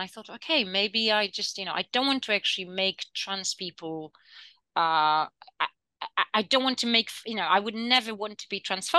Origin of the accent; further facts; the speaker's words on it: United Kingdom; And I also have jokes about British people because I'm also British, right?